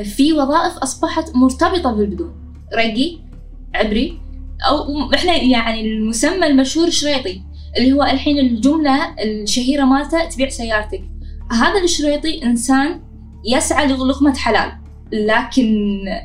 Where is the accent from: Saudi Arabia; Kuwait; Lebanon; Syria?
Kuwait; أنا بشكل عام البدون